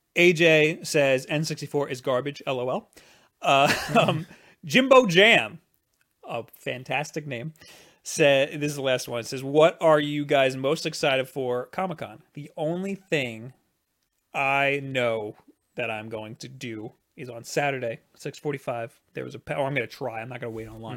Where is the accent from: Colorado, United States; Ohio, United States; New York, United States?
New York, United States; I'm from New York